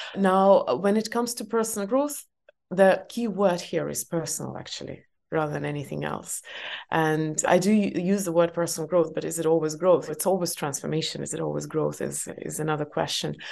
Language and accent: English; Estonia; English is a second language; I was born in Soviet Union and it was full-on Soviet Union before perestroika, uh, I was growing up.